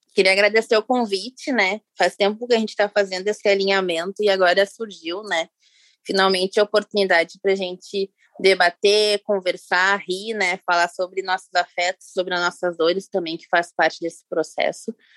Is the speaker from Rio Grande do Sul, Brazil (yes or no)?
yes; Rio Grande do Sul, Brazil; aqui em Porto Alegre, sou gaúcha